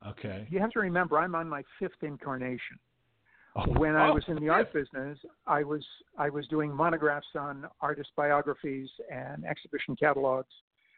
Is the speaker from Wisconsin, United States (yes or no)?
no; Los Angeles, California, United States; also born or lived in Bucharest, Romania; I grew up in Los Angeles, but I was born in Bucharest.